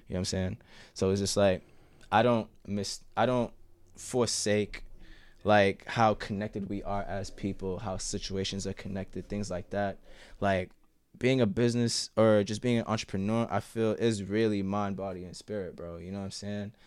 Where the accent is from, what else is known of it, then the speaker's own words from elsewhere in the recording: Boston, Massachusetts, United States; also born or lived in Jamaica Plain, Boston; I grew up in Roxbury. I live in J P now.